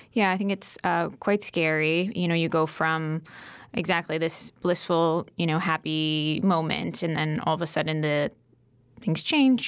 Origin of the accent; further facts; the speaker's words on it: Connecticut, United States; moved away as an adult; also born or lived in New York City; I grew up in Connecticut, though, so this is my home.